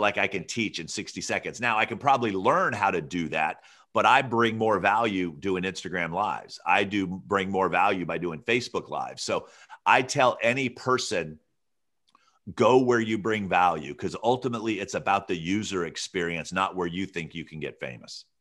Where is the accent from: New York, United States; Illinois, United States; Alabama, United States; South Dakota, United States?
Alabama, United States; moved away; also born or lived in Santa Barbara, California; I grew up in Alabama